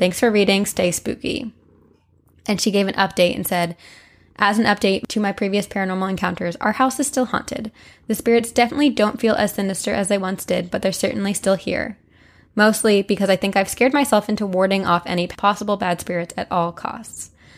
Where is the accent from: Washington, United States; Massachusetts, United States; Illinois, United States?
Massachusetts, United States; I'm from Massachusetts, and I've always been interested in witchcraft, ghosts, and the occult.